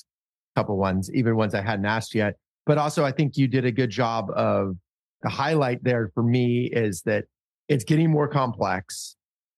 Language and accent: English; Palo Alto, California, United States; being born and raised in Palo Alto